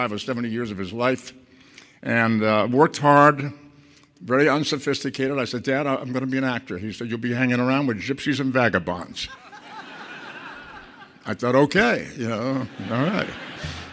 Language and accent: English; Boston, Massachusetts, United States; moved away as an adult; now in Los Angeles, United States; I grew up in Boston in a tenement neighborhood